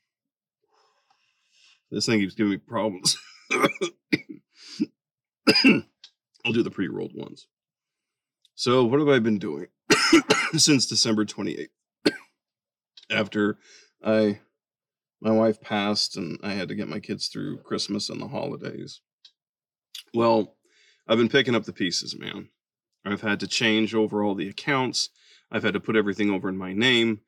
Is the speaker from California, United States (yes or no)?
yes; Bakersfield, California, United States; now in Texas, United States; My wife and I, we're from Bakersfield, California